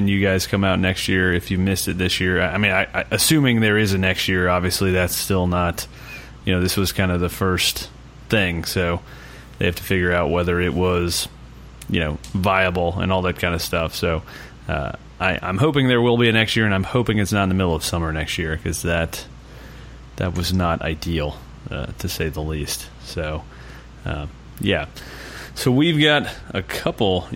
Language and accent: English; the South, United States; I'm from the south. That's not what we sound like.